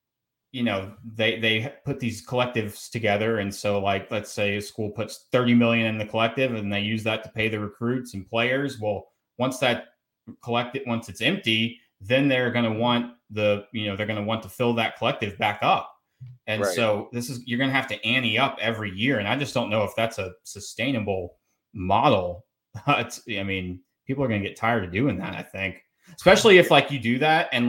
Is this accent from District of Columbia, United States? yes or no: no; Roswell, Georgia, United States; also born or lived in Spartanburg, South Carolina; I grew up in Roswell, just north of Atlanta